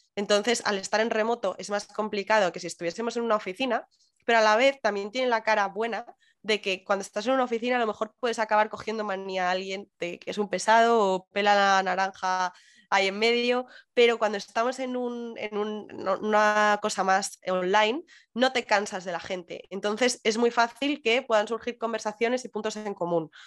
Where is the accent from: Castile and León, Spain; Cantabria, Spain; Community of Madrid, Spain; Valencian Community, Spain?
Community of Madrid, Spain; Madrid; moved away as an adult; now in Canary Islands, Spain; soy muy madrileña